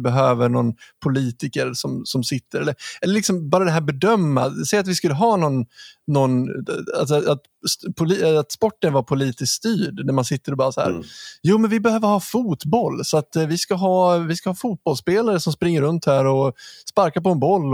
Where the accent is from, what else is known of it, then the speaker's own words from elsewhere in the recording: Ludvika, Dalarna County, Sweden; jag är uppvuxen i Ludvika